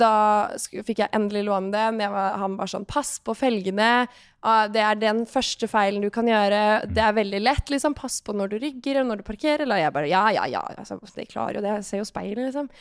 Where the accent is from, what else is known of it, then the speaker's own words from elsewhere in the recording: Larvik, Vestfold, Norway; moved away; når jeg bodde hjemme i Larvik